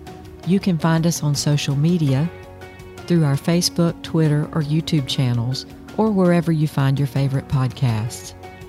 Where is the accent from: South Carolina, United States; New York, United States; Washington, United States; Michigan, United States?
South Carolina, United States; I'm from South Carolina